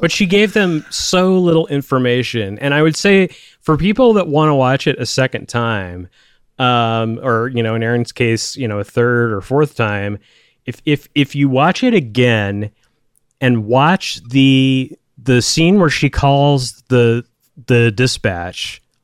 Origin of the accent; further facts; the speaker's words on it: United States; growing up in American culture